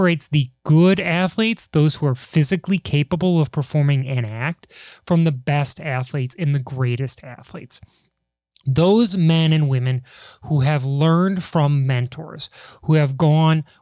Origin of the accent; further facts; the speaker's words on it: Chicago, Illinois, United States; I'm from Chicago.